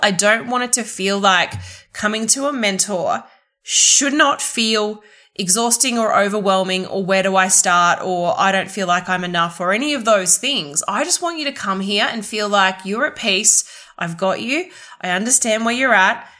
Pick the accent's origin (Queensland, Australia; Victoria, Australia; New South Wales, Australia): Queensland, Australia; southeast; in southeast queensland especially in my hometown